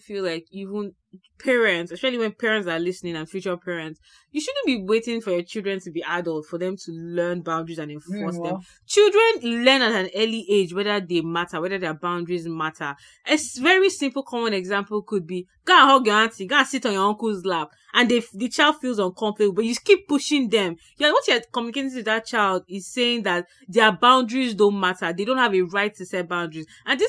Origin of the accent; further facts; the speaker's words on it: Nigeria; now in Canada; As a Nigerian who is very Nigerian and now lives in the Canada, but still has a lot of Nigerian maybe friends and family around you, right?